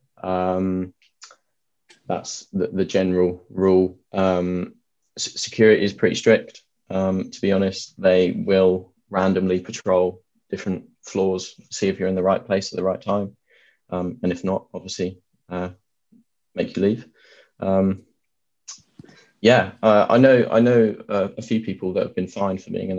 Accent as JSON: {"language": "English", "area": "Suffolk", "region": "East of England", "country": "United Kingdom", "moved": "as an adult", "lives_now": "Bath, United Kingdom", "said": "I come from Suffolk, if people know where that is, not too far away from Cambridge"}